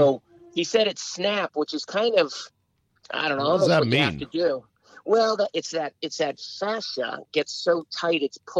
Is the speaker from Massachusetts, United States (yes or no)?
yes; Boston, Massachusetts, United States; moved away as an adult; now in Washington, D.C., United States; I grew up in Boston